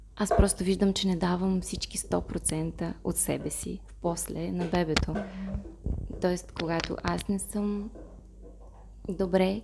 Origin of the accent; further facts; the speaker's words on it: Moldova; Bulgarian is a second language; also born or lived in Saint Petersburg, Russia; now in Bulgaria; Аз съм от Молдова. Молдова. А, живях в Петербург преди да се преместя тук.